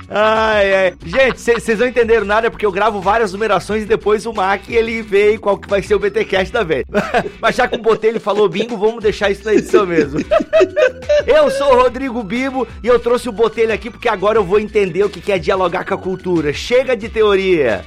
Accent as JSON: {"language": "Portuguese", "town": "Joinville", "region": "Santa Catarina", "country": "Brazil", "said": "Eu sou de Joinville, Santa Catarina, terra de alemão que tudo fecha às 22 horas"}